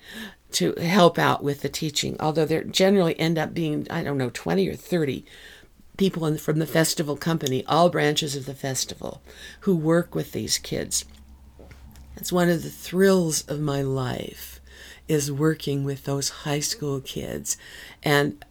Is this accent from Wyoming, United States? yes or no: yes; Wyoming, United States; my family is from Texas. I grew up in Wyoming.